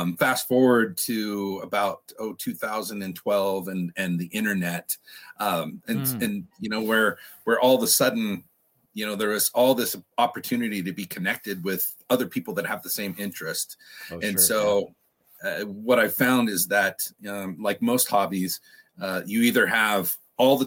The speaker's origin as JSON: {"language": "English", "town": "Redding", "region": "California", "country": "United States", "tie": "born or raised there", "said": "I was about 7 years old growing up in Redding, California"}